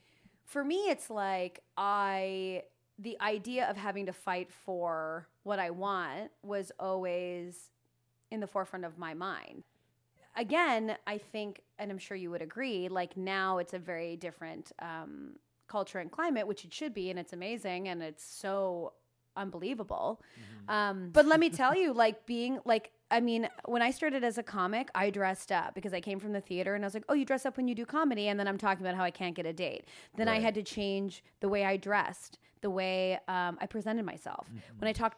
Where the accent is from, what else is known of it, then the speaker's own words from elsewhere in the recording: Alliston, Ontario, Canada; Alliston, Ontario. Potato Town.